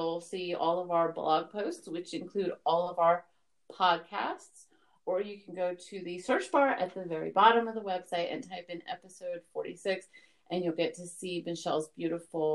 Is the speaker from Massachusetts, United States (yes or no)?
no; New York City, New York, United States; I was born in Brooklyn, New York.